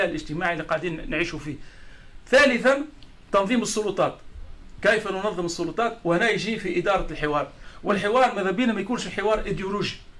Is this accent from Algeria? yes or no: no; Tunisia